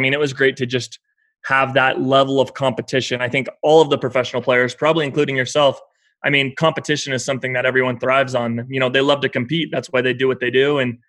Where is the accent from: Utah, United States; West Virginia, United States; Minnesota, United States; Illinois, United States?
Utah, United States; Salt Lake City; we're from Salt Lake City.